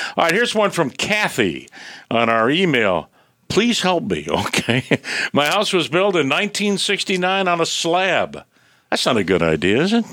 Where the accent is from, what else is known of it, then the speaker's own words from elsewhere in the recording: Michigan, United States; moved away; I grew up up in Michigan, and, and you know, when we were kids, we didn't have air conditioning